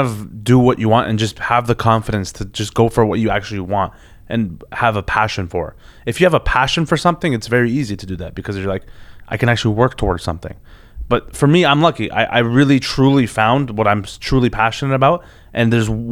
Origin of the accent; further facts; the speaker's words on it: Toronto, Ontario, Canada; growing up in Toronto.